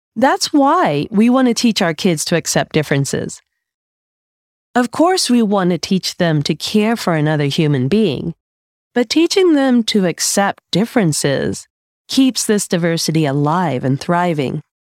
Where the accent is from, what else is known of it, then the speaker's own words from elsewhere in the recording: United States; being raised as an American by an immigrant parent